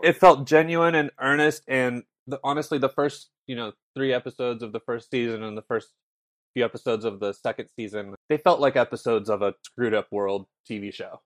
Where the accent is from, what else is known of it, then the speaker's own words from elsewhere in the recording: Morro Bay, California, United States; I grew up in Morro Bay